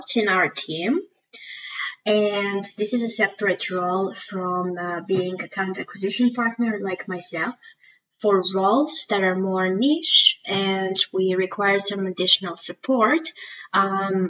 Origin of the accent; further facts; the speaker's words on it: Greece; moved away as an adult; also born or lived in Switzerland; I am originally from Greece